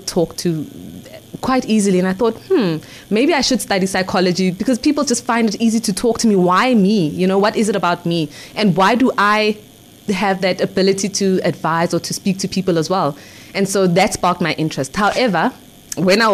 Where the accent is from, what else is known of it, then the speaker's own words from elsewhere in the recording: Ekurhuleni, Gauteng, South Africa; I grew up in the East Rand of Gauteng, Ekurhuleni.